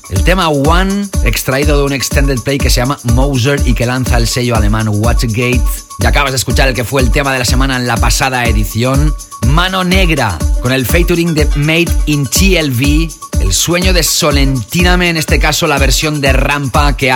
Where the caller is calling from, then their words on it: Girona, Catalonia, Spain; de Girona.